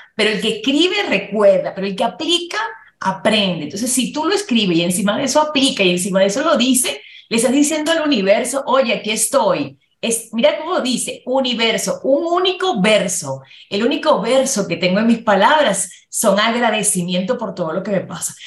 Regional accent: Dominican Republic; now in Mexico City, Mexico; yo nací en República Dominicana con mi mamá, y mi mamá pues emigró para tener una mejor calidad de vida para nosotros.

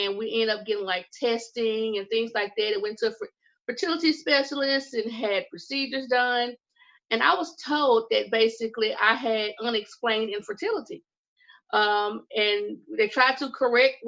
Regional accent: Mississippi, United States; I'm from the good old southern state of Mississippi

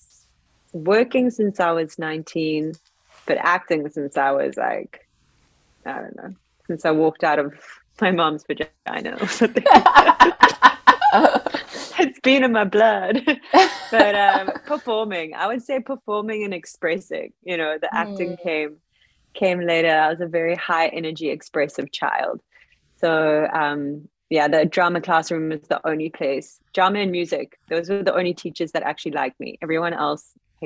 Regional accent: Cape Town, Western Cape, South Africa; also born or lived in Los Angeles; I am from Cape Town, South Africa. I'm here right now.

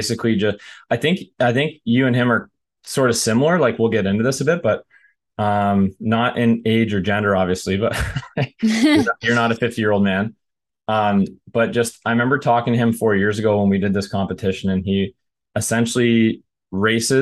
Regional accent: Canada; I'm from Canada

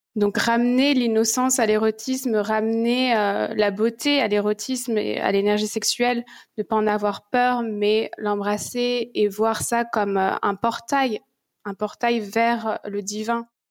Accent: France; moved away as an adult; also born or lived in Goa; now in Bali, Indonesia; Je suis partie de la France à mes 19 ans

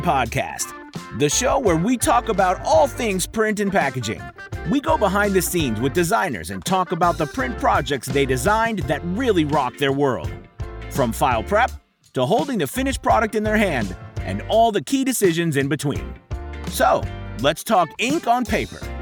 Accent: Gastonia, North Carolina, United States; I grew up in North Carolina uh, in a little town called Gastonia, North Carolina

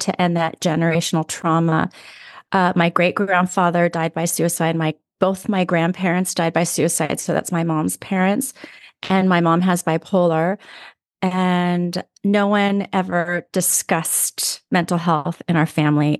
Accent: Los Angeles, California, United States; born or raised there

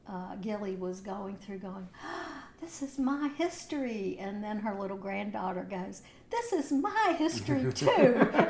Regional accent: Virginia, United States; now in Manteo, United States; I'm from Virginia.

